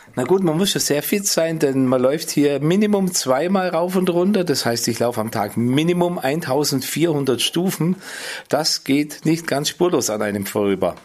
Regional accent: Nördlingen, Bavaria, Germany; moved away as an adult; also born or lived in San Francisco / Berlin; ich bin ganz nahe am Turm aufgewachsen

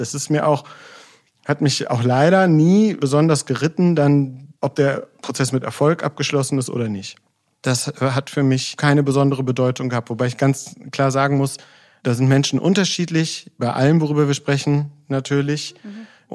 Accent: Solingen, North Rhine-Westphalia, Germany; Ich bin in Solingen aufgewachsen

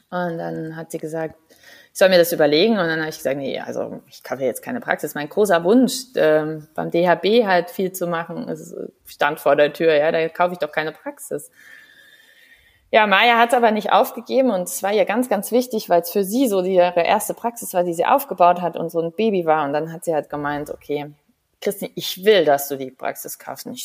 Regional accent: Saarland, Germany; moved away; irgendwann habe ich dann gedacht, naja, das Saarland ist halt klein, aber fein, aber halt auch klein.

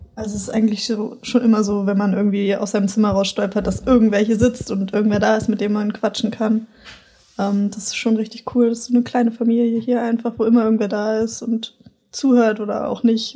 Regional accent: Hanover, Lower Saxony, Germany; moved away as an adult; now in Hamburg, Germany; ich komme aus Hannover, also gar nicht so weit weg

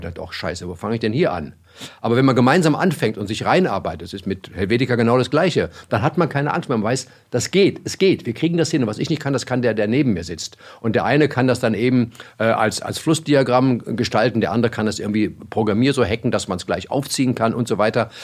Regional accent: Germany; als Deutscher

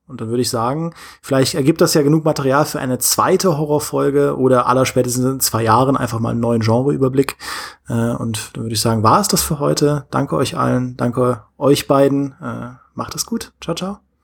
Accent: Trier, Rhineland-Palatinate, Germany; now in Munich, Germany; in meiner Heimat bin in Trier, in meinem, in meinem Elternhaus

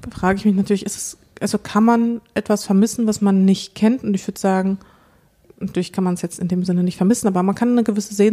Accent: Moldova; born there; ich bin geboren in Moldawien, ein Land, zu dem ich gar keinen Bezug habe

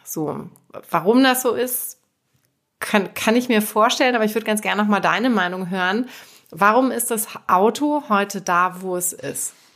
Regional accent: Hamburg, Germany; in der Stadt hier, in meiner Heimatstadt in Hamburg

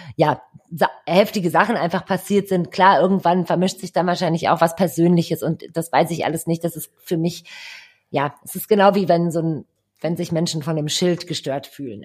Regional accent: Düsseldorf, North Rhine-Westphalia, Germany; bin Düsseldorferin

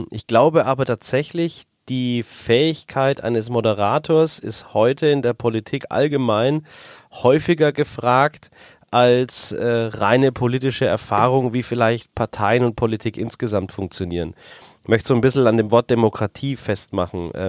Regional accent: Dettelbach, Bavaria, Germany; moved away as an adult; also born or lived in Munich; Ich bin jetzt äh, Bürgermeister meiner Heimat und sogar Geburtsstadt Dettelbach im schönen Weinlandkreis Kitzingen.

